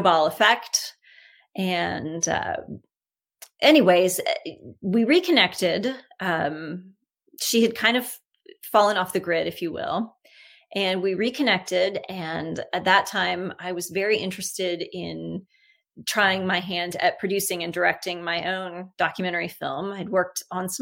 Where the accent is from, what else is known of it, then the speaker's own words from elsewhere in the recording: Texas, United States; now in Canada; growing up in Texas, my closest friend through high school was a woman named Heather Clampett